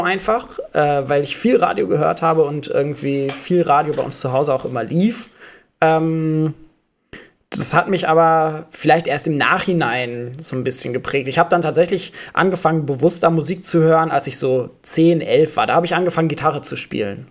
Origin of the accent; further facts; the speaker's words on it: Schleswig-Holstein, Germany; Ich bin in Schleswig-Holstein zur Schule gegangen